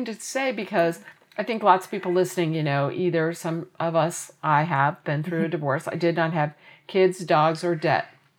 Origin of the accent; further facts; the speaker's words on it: Indianapolis, Indiana, United States; growing up in Indianapolis, Indiana